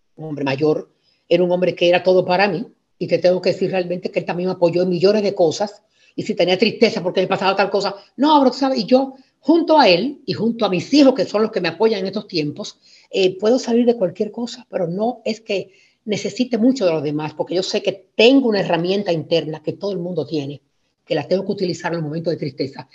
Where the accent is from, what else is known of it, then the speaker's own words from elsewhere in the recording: Spain; moved away; also born or lived in Santo Domingo, Dominican Republic; me llevó para España a vivir y crecí en España eh, con una vida tranquila